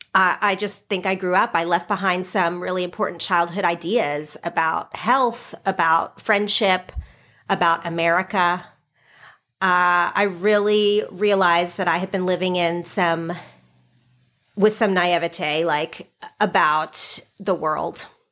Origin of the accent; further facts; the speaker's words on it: Oklahoma, United States; moved away as an adult; now in California, United States; I grew up in Oklahoma.